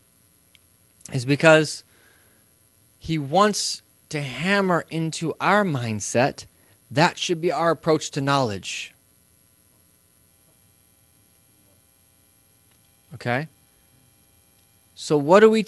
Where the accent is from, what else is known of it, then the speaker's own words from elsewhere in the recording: Midwest, United States; I'm from the Midwest